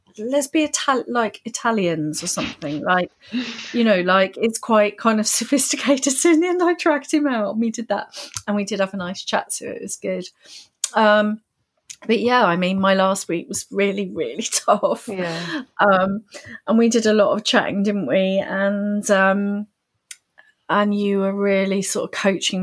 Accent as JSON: {"language": "English", "country": "United Kingdom", "said": "as a Brit"}